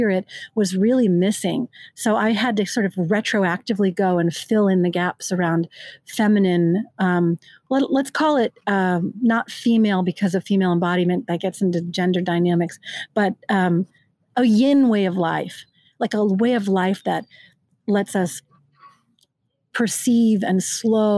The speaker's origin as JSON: {"language": "English", "region": "California", "country": "United States", "said": "I'm from California"}